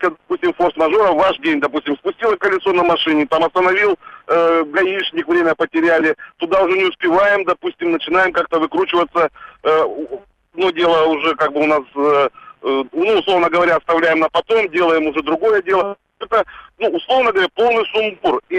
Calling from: Surgut, Khanty-Mansi Autonomous Okrug, Russia; Я звонил из Сургута.

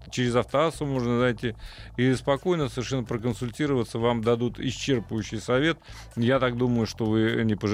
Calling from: Stavropol, Stavropol Krai, Russia; город Ставрополь

